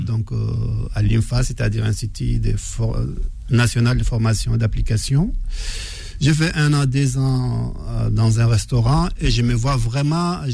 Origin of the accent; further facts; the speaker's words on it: Faya-Largeau, Borkou, Chad; moved away; je viens du, de Faya, le nord du Tchad